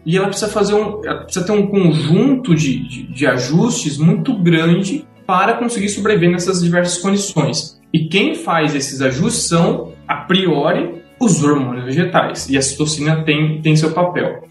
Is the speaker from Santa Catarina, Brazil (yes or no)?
no; Tabatinga, São Paulo, Brazil; moved away as an adult; also born or lived in Jaboticabal; now in Marília, Brazil; sou de Tabatinga, uma pequena cidade no interior de São Paulo